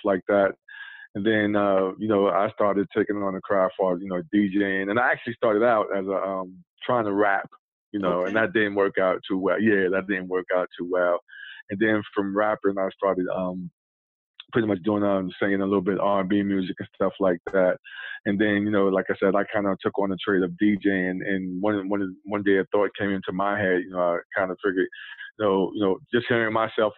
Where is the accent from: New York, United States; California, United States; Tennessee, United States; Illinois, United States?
New York, United States; New York City; moved away as an adult; now in Goldsboro, United States; Born and raised in Brooklyn, New York. So I'm a Brooklynite